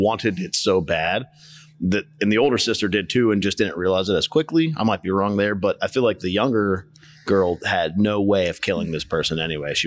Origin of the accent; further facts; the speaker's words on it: Pittsburgh, Pennsylvania, United States; I'm from Pittsburgh